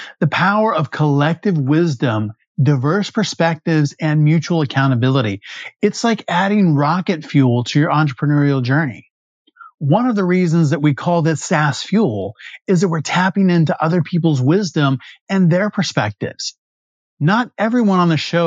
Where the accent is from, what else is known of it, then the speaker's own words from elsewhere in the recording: West Texas, United States; I'm from Friday Night Lights country in West Texas